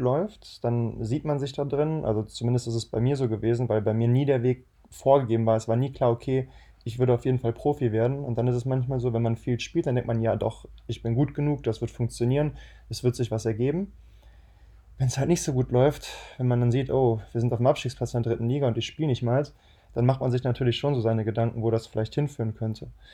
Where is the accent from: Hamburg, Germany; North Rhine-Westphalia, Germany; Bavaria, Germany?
North Rhine-Westphalia, Germany; Düsseldorf; wir sind halt aus Düsseldorf